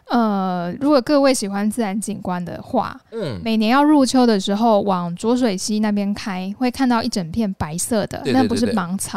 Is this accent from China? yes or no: no; Yunlin County, Taiwan; moved away; 我真的是云林人呢